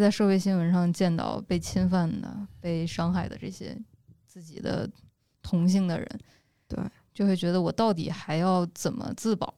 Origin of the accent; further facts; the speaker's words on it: Northwest China, China; 我们西北那边儿